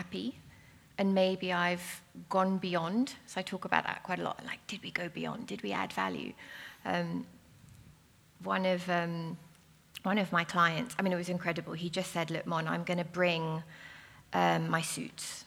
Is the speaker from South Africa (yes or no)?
yes; South Africa; now in London, United Kingdom; I'm South African